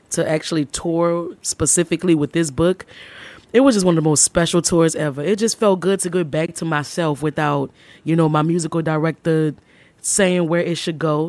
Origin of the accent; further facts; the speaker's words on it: New Orleans, Louisiana, United States; I'm from New Orleans